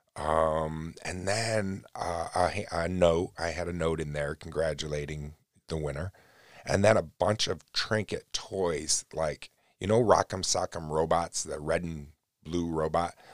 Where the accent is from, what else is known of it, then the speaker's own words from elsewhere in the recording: New York, United States; I'm born and raised in New York.